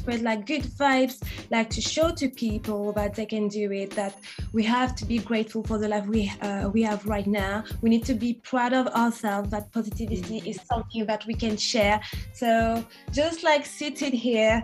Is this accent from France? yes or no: yes; France; accent: French; English is a second language; moved away as an adult; now in London, United Kingdom; I'm French, as you can hear from my accent, and Caribbean. So my both parents are from Haiti, and I was born in France, and now I live in London